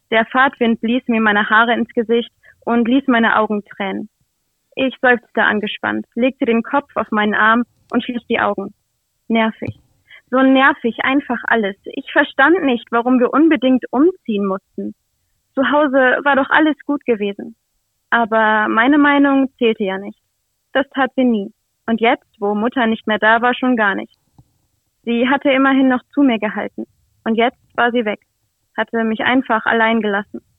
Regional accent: Nienburg, Lower Saxony, Germany; ich komme hier aus Nienburg, bin 21 Jahre alt

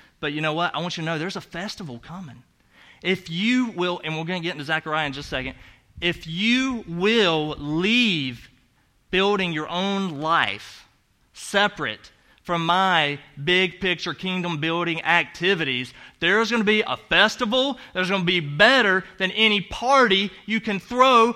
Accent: the South, United States; accent: Southern; moved away; You know I have an accent. That's because I'm from the South

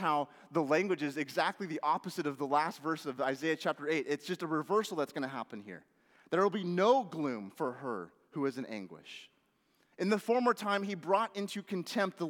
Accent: Washington, United States; moved away; Growing up in Washington

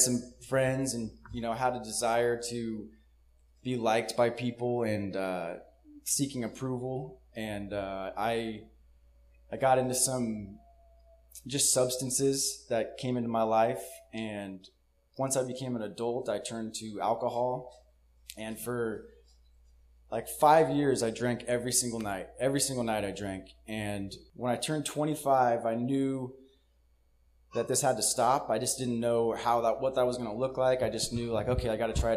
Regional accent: Jackson, California, United States; I was born and raised in Jackson, California

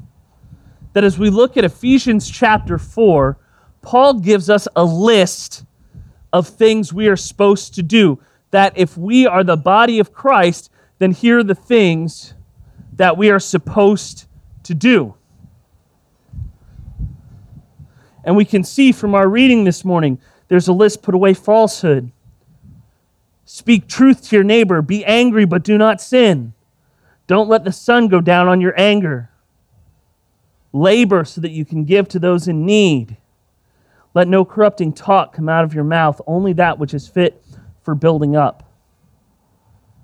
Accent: Texas, United States; I grew up in Texas

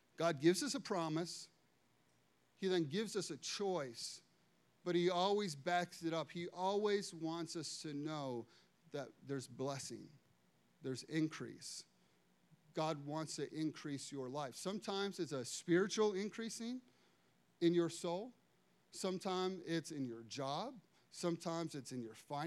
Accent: Chicago, Illinois, United States; I'm from Chicago

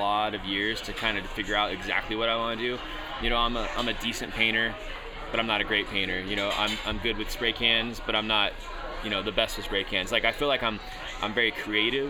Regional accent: Anderson, California, United States; moved away as an adult; also born or lived in Redding, California; now in Las Vegas, United States; I'm actually from a smaller town outside of Redding called Anderson, California

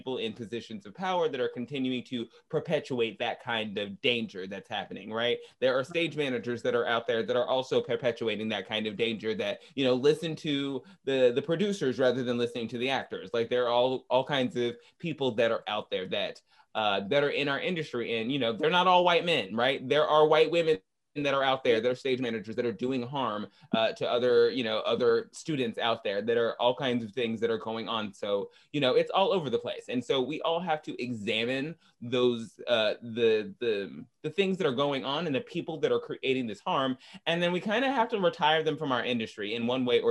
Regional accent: Arkansas, United States; I'm from Arkansas

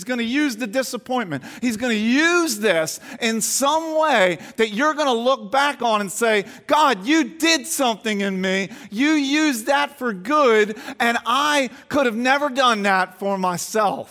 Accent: Garnet Valley, Pennsylvania, United States; I grew up near Garnet Valley, and my closest friend was Kurt Twiddell.

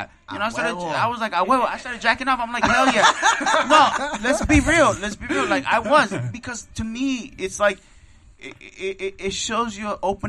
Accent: Mexico City, Mexico; moved away; I'm from Tacubaya, Mexico City.

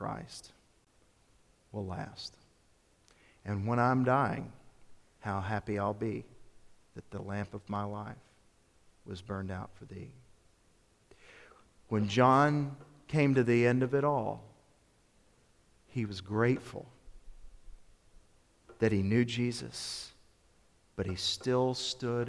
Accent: Memphis, Tennessee, United States; My youth minister, growing up in Memphis, is a fellow by the name of Phil Newberry

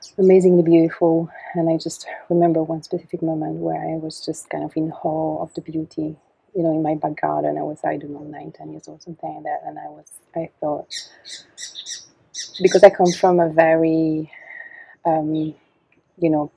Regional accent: Belgium; also born or lived in Canada; I was born in Canada, and my parents are doctors, and so they went to Canada and to study, and so, but I was raised in Belgium, and in the countryside

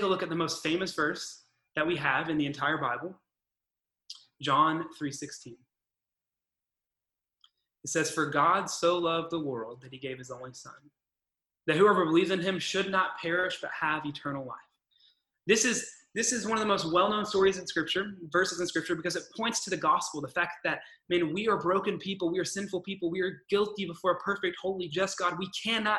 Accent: Arkansas, United States; moved away; also born or lived in California; I'm from Arkansas originally, which basically means I was born in a church

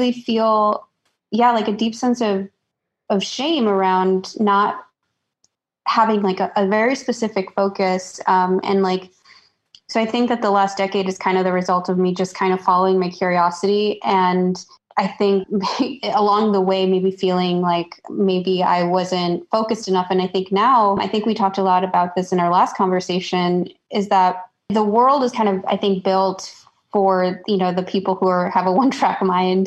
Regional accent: Chicago, Illinois, United States; moved away as an adult; also born or lived in New York City; I was born and raised in Chicago, and I went to school in Illinois

